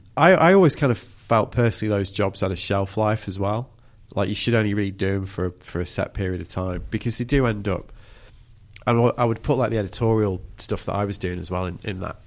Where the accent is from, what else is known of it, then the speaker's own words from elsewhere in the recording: England, United Kingdom; we're still English enough